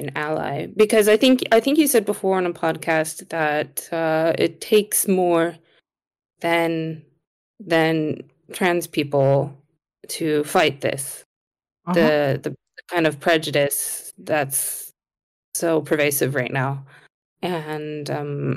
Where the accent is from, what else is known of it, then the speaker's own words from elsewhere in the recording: United States; moved away; I grew up in America